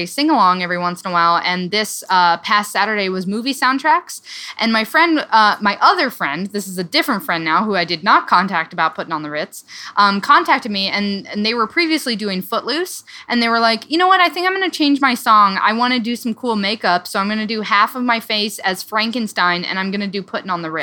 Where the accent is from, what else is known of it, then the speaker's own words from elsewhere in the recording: Iowa, United States; moved away; My family lives in Omaha, Nebraska, but I'm from Iowa. We're both from Iowa